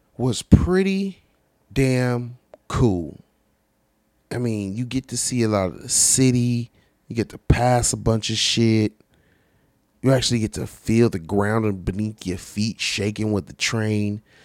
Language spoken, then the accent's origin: English; California, United States; I'm from Cali